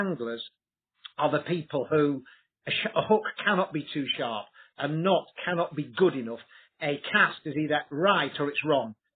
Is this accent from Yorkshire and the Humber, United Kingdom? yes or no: yes; Yorkshire and the Humber, United Kingdom; I'm this Yorkshire boy made good